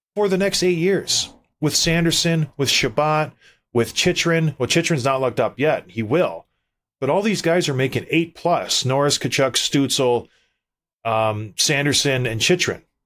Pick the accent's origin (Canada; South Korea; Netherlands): Canada; I'm a Canadian kid